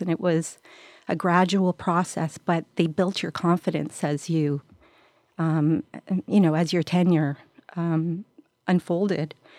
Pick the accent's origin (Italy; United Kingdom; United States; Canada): Canada; Montreal, Quebec; I was, uh, born and raised in Montreal